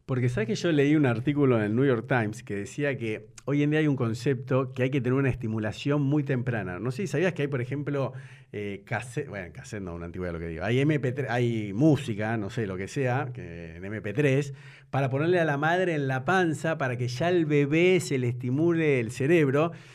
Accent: Buenos Aires, Argentina; moved away as an adult; now in Nordelta, Argentina; Yo jugaba en la pared de mi casa de Belgrano

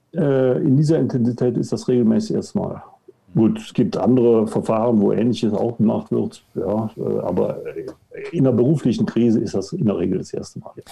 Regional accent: Cologne, North Rhine-Westphalia, Germany; now in Munich, Germany; geboren in Köln, wohnhaft in München

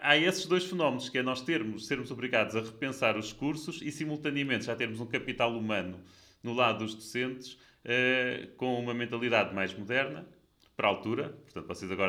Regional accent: Coimbra, Centro, Portugal; E mais, eu sou de Coimbra eh, e, portanto, sou de uma escola que na altura era relativamente nova

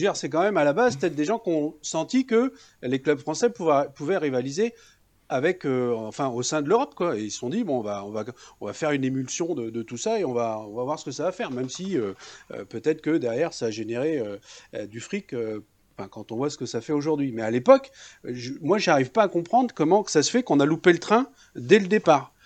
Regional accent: France; j'ai deux cultures. Euh, voilà, je suis né en France

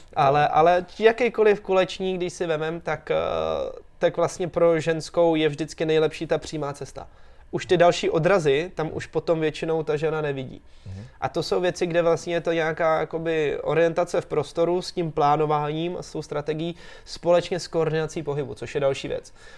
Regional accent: Czechia; tady u nás v Čechách

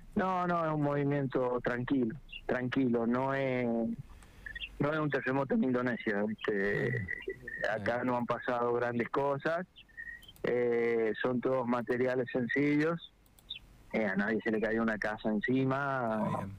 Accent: southern San Juan, Argentina; nosotros somos el sur de San Juan

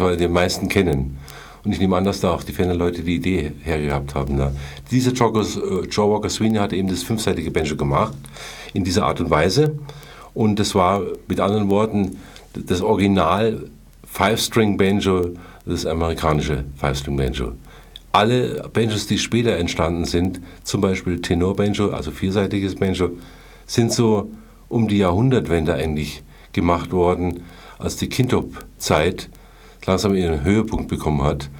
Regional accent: Munich, Bavaria, Germany; also born or lived in Hesse; ich bin hier quasi äh, dann in die Schule gegangen

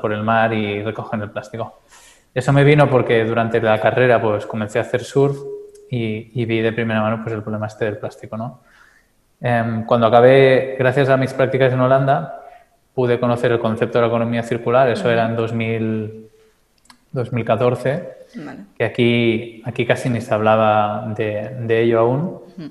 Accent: Calella, Catalonia, Spain; soy de. Eh, Calella, un pueblo un poco más al norte de Barcelona, cerca de la playa

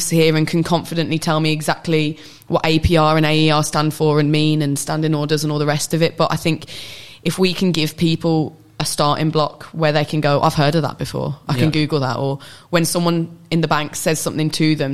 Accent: United Kingdom; who's grown up in the UK

